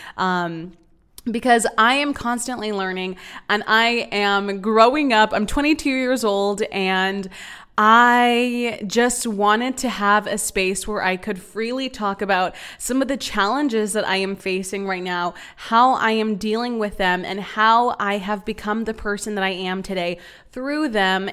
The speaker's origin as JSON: {"language": "English", "town": "San Antonio", "region": "Texas", "country": "United States", "also_born_or_lived": "Austin, Texas", "moved": "as an adult", "lives_now": "Dallas, United States", "said": "I'm from San Antonio, Texas"}